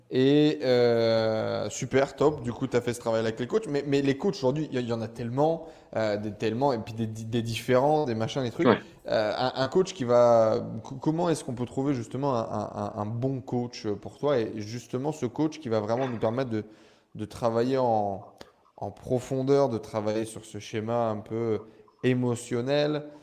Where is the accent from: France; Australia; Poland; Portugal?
France; northern France; je viens du nord de la France